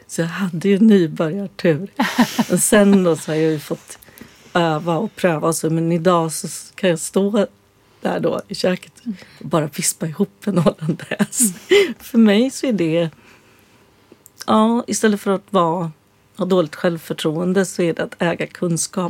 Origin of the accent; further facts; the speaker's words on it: Östergötland, Sweden; Jag växte ju upp som eh, vegan på 60-talet på landet i Östergötland